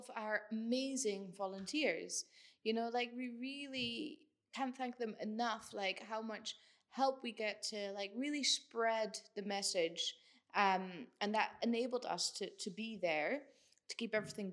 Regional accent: Netherlands; now in Scotland, United Kingdom; I'm from the Netherlands

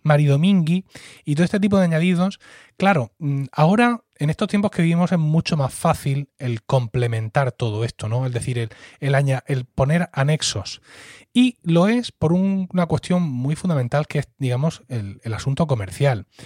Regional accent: Blanca, Region of Murcia, Spain; yo estoy hablando de aquí, de Murcia, de Blanca, de mi pueblo, un sitio pequeño, allá en el valle

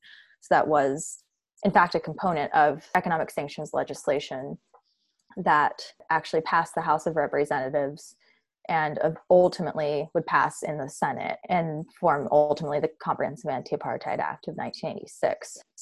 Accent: United States; even as an American

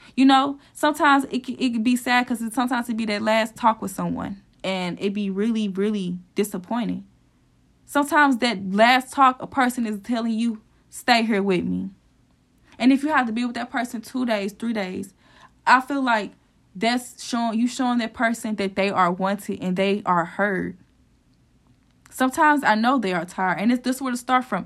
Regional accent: St. Louis, Missouri, United States; my hometown, which is Saint Louis

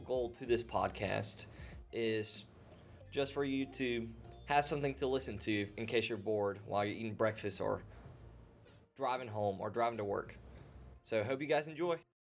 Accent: Florence, Mississippi, United States; I'm from Florence, Mississippi.

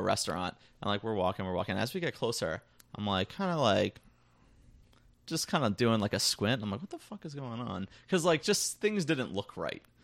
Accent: United States; I'm American

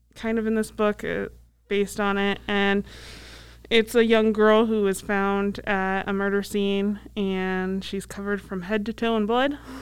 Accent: Iowa, United States; moved away; also born or lived in Council Bluffs, Iowa; Edge of my home state

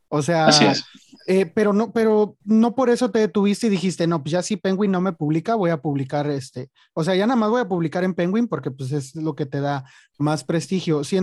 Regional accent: Mexico; Digo, siendo mexicano, a veces muchos decimos, este, se batalla para que te publiquen

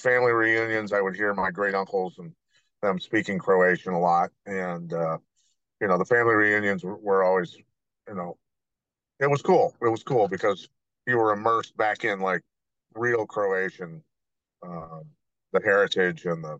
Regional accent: Bettendorf, Iowa, United States; Bettendorf, Iowa, where I grew up

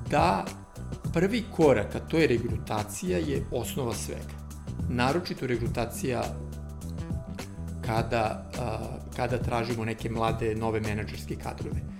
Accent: Serbia; kod nas u Srbiji

